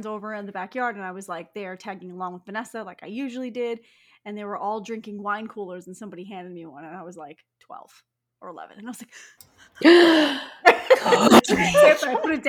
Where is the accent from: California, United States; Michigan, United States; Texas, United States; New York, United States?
New York, United States; Long Island; oh, we're from Long Island.